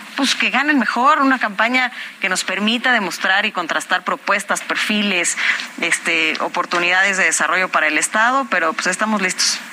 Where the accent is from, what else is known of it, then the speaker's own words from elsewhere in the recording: Cuautitlán Izcalli, State of Mexico, Mexico; yo soy de Cuautitlán Izcalli